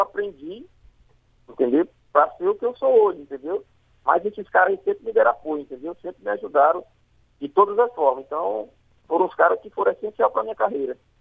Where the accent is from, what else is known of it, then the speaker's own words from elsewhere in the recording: Fortaleza, Ceará, Brazil; Sou, sou do Jardim Violeta aqui do Barroso, aqui, próximo ao campo do Remo